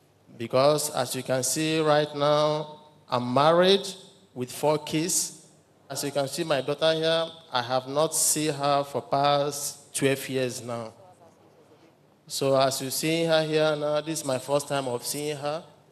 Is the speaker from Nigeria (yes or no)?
yes; Nigeria; moved away as an adult; now in Democratic Republic of the Congo; I'm from Nigeria, living in DRC.